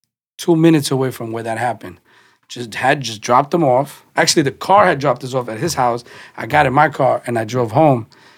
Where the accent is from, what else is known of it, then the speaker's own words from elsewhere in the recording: New York City, New York, United States; I'm from the Bronx